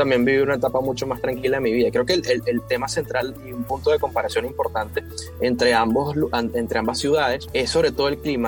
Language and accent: Spanish; Puerto La Cruz, Anzoátegui, Venezuela; also born or lived in Caracas / Barcelona; toda mi infancia, desde los 0 hasta los 11 años, lo viví aquí en Puerto La Cruz